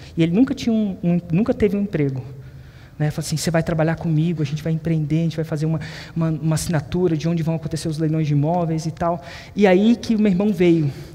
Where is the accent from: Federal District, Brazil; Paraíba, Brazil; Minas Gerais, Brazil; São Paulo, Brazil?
Federal District, Brazil; Brasília; Eu nasci em Brasília